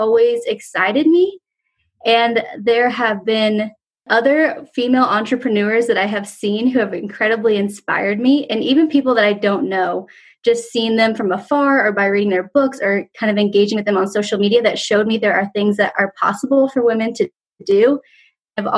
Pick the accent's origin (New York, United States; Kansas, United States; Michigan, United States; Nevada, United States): Kansas, United States; Wichita; also born or lived in London; I am from Kansas. I grew up in Wichita, Kansas